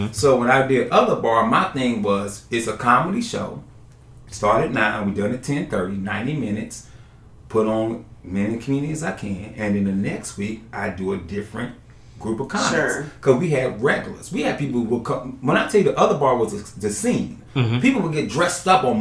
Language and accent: English; North Carolina, United States; also born or lived in Florida; now in Orlando, United States; I'm from North Carolina